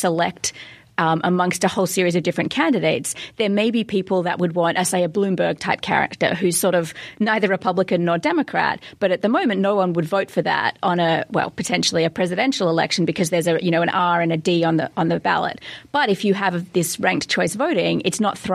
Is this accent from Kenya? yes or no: no; Australia; as an Australian